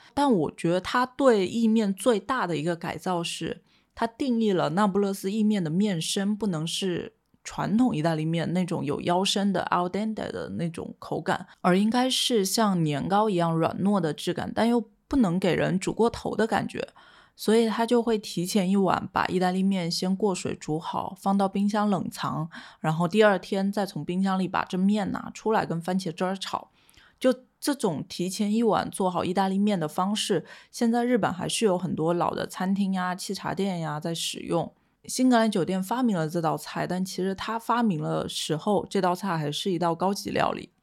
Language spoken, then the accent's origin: Chinese; Quanzhou, Fujian, China; moved away; 身为闽南人，其实我从小到大对蚝是情有独钟的。因为在泉州吃海蛎是很日常的一件事情